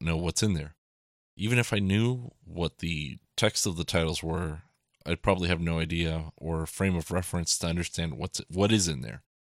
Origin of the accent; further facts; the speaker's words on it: South Florida, United States; growing up in South Florida